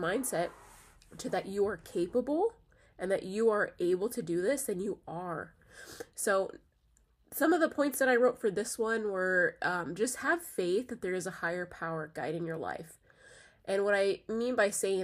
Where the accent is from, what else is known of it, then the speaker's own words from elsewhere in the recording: United States; I am from this country. I was born in this country